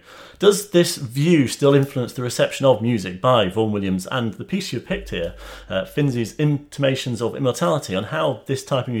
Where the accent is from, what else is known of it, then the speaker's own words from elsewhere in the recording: United Kingdom; as a Brit stuck on this tiny island